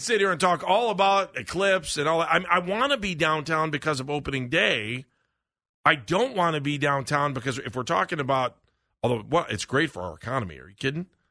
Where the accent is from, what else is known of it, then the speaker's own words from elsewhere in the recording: Cleveland, Ohio, United States; we're from Cleveland